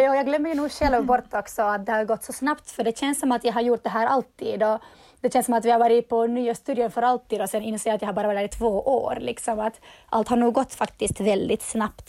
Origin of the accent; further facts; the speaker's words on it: Turku, Southwest Finland, Finland; jag kommer från Åbo och jag driver dansstudion KDC i Åbo